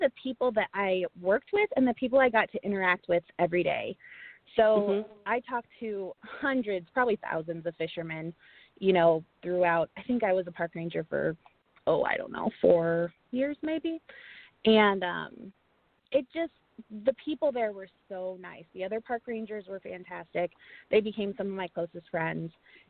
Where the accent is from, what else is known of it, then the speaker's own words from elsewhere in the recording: Colorado Rocky Mountains, United States; moved away as an adult; now in Iowa, United States; So I lived in Colorado. I grew up in the Colorado Rocky Mountains. It was amazing.